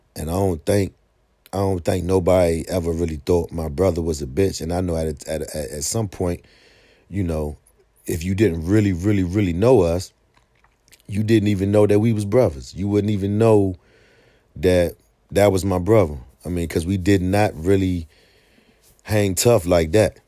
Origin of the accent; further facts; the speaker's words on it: Washington, District of Columbia, United States; when I was a young guy growing up on Sixth Street Southeast, man, going to Henley